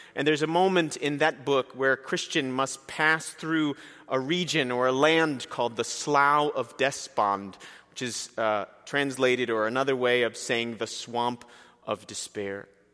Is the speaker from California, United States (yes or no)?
no; Princeton, New Jersey, United States; I was born and raised in Princeton, New Jersey